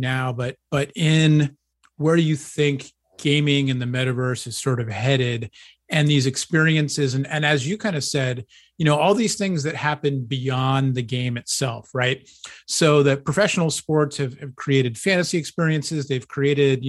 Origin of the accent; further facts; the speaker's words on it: East Coast, United States; I grew up on the East Coast